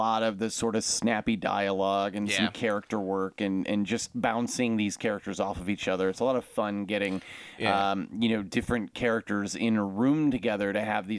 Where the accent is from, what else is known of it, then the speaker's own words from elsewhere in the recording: Chicago, Illinois, United States; We're from Chicago